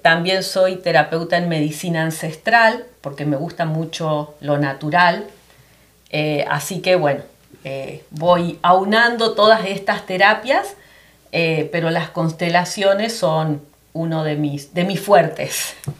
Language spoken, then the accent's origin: Spanish; Argentina; moved away as an adult; also born or lived in Florida; now in United States; yo soy argentina, ya va a ser nueve años que emigré aquí